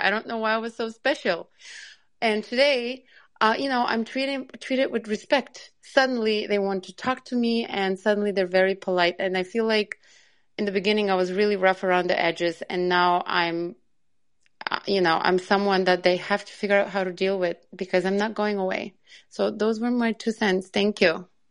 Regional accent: Long Island, New York, United States; I'm from New York, from Long Island

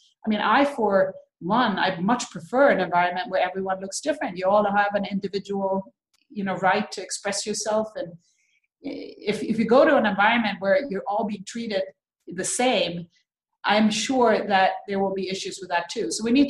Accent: Sweden; when I grew up in Sweden, there was one black girl in my entire school.

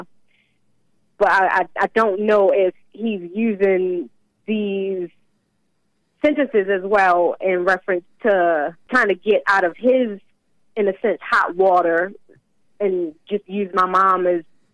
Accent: Baltimore, Maryland, United States; moved away; we came from Baltimore originally, and it is not the greatest of places.

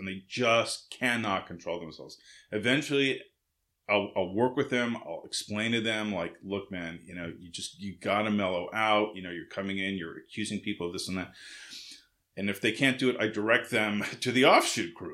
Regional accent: West Coast, United States; moved away; also born or lived in Massachusetts; I grew up on the West Coast

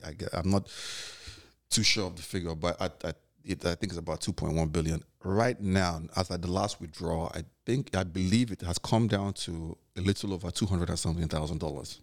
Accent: Nigeria; now in New York, United States; being Nigerian and living out here

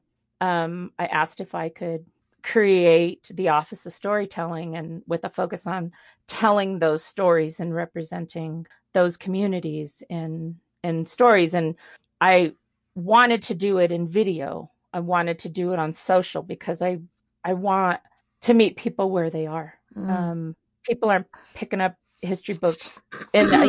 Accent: Denver, Colorado, United States; I grew up in Denver

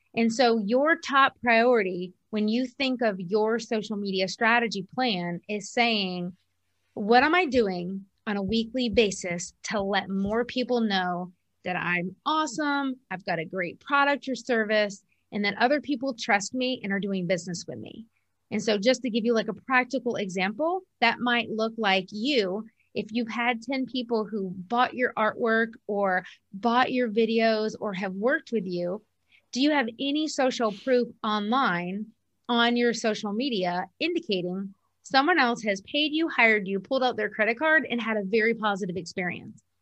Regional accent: Columbia, South Carolina, United States; moved away as an adult; also born or lived in Kentucky; we ultimately moved in two thousand fourteen to my hometown in Columbia, South Carolina

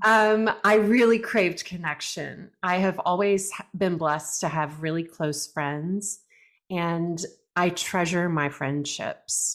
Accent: Brenham, Texas, United States; I grew up in Brenham, Texas, which is a small town, rural Texas

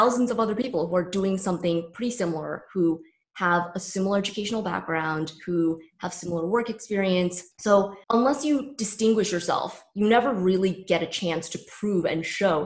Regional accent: San Francisco Bay Area, California, United States; moved away as an adult; also born or lived in New York; I was born and raised in the San Francisco Bay Area.

